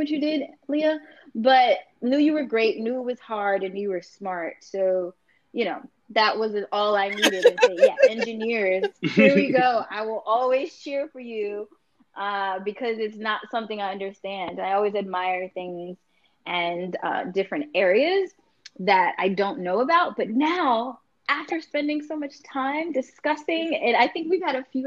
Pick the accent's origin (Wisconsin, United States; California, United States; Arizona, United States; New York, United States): New York, United States; I'm from New York.